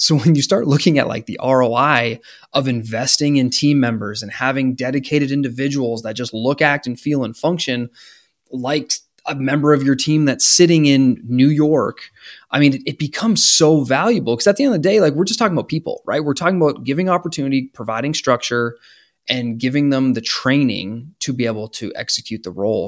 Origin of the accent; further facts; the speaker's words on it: Canada; now in United States; I'm from Canada